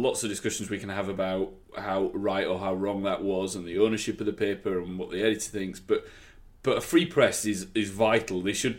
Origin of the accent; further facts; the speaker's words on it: the north of England, United Kingdom; now in Norfolk, United Kingdom; or up to the north where I'm from originally